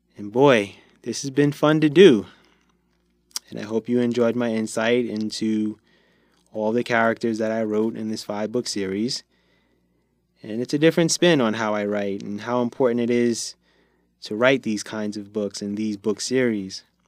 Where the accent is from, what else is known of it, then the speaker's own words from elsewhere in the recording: New York, United States; I'm from New York